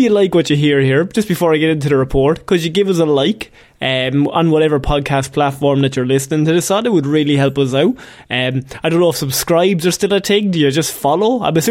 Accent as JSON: {"language": "English", "country": "Ireland", "tie": "born or raised there", "said": "We grew up in Christianity, Ireland"}